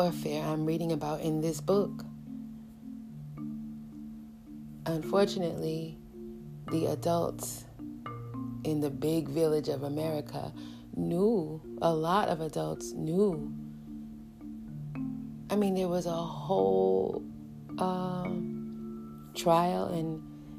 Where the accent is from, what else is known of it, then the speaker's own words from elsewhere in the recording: New York City, New York, United States; I grew up in New York City, and I was very young